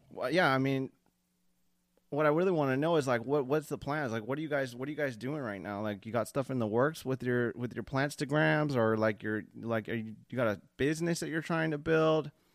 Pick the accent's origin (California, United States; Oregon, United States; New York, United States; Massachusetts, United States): California, United States; Long Beach; I'm from Long Beach. I'm 30. I lived in Orange County for a little bit